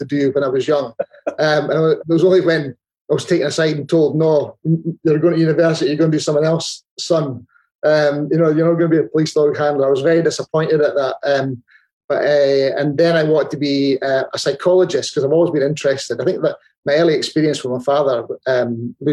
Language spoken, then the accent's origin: English; Dundee, Scotland, United Kingdom; I was born in 1962. I was brought up on the Hilltown area in Dundee